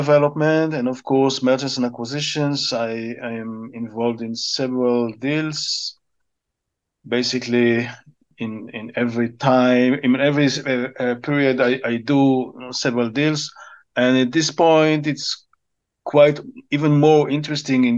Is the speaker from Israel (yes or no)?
yes; Israel; I'm from Israel